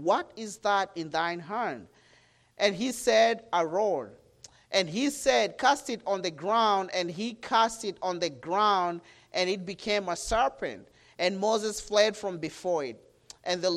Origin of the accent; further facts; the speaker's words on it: Kenya; I'm from Kenya, Africa